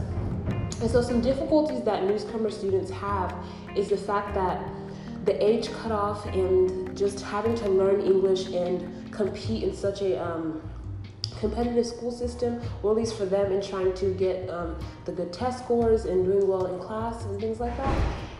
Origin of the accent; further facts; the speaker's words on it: Nigeria; moved away; because I myself am an immigrant. I came here in 2007 from Nigeria